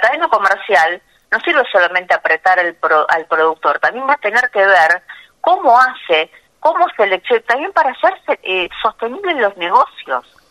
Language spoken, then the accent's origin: Spanish; Bigand, Santa Fe, Argentina; moved away; nací en Vigán